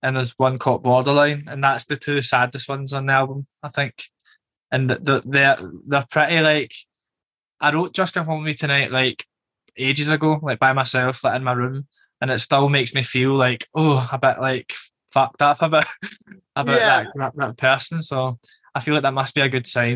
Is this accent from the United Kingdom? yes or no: yes; Glasgow, Scotland, United Kingdom; now in London, United Kingdom; growing up in Glasgow